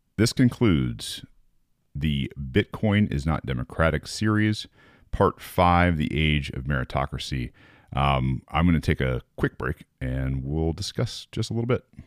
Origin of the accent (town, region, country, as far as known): United States